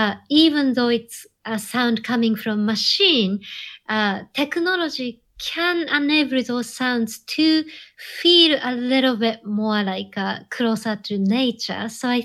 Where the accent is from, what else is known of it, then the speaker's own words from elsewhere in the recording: Japan; And I think that born and raised in Japan, something about Japanese culture that tends to regard technology as an extension of nature in some way.